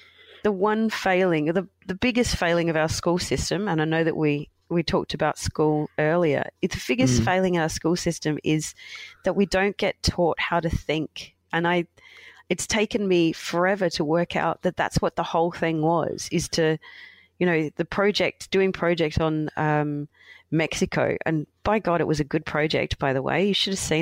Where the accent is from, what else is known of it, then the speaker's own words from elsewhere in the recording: Australia; growing up in Australia